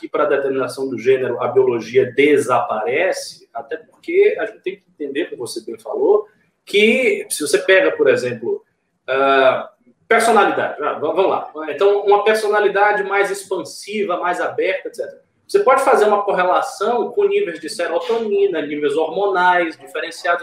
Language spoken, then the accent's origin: Portuguese; Salvador, Bahia, Brazil; now in São Paulo, Brazil; Estarei 20 dias na minha terra